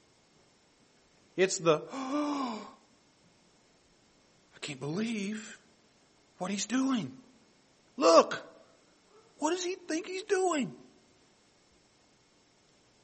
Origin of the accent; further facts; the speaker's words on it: the South, United States; I grew up in the South